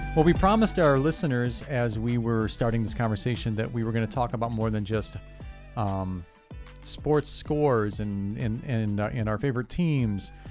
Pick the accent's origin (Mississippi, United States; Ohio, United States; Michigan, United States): Ohio, United States; Cleveland; growing up in Cleveland